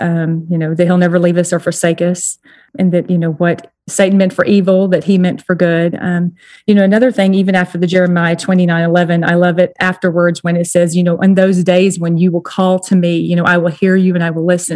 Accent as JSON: {"language": "English", "region": "Texas", "country": "United States", "tie": "born or raised there", "also_born_or_lived": "New Jersey", "moved": "as an adult", "said": "I was brought up in Texas"}